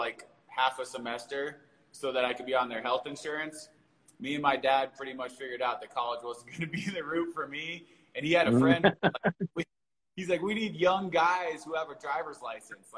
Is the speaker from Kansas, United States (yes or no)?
no; Denver, Colorado, United States; I was born and raised in Denver, Colorado. My entire life I've lived here.